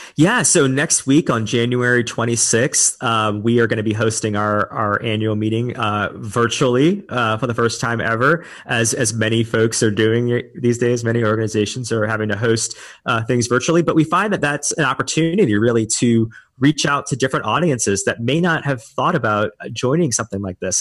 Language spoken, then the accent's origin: English; New Orleans, Louisiana, United States; also born or lived in Dallas / Austin; now in Houston, United States; I'm originally from New Orleans, and I spent some time before this in Dallas and Austin before, you know, coming to Houston.